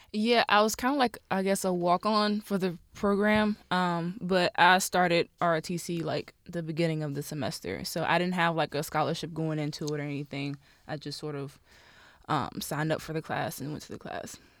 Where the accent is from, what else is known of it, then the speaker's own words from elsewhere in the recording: Rocky Mount, North Carolina, United States; I'm from Rocky Mount, North Carolina, born and raised.